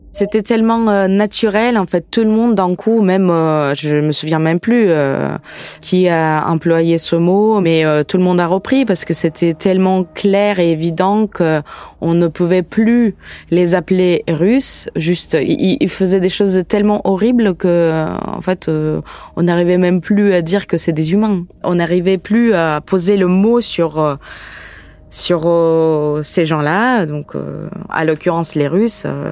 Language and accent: French; Ukraine; French is a second language; also born or lived in France; now in Paris, France; je suis née en Ukraine, maintenant je vis en France